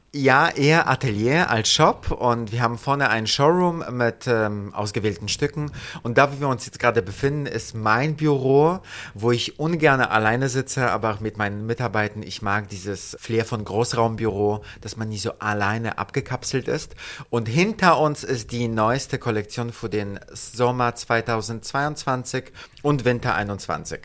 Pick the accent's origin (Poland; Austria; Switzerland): Poland; Gdańsk, Pomeranian Voivodeship; also born or lived in London / Paris / Italy / United States; now in Berlin, Germany; Ich bin in Danzig geboren, direkt am Wasser.